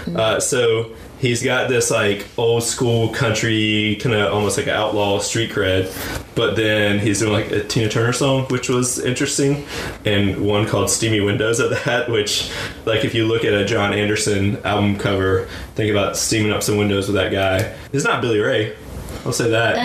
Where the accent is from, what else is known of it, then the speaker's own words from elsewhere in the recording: rural North Carolina, United States; my home state, growing up in rural North Carolina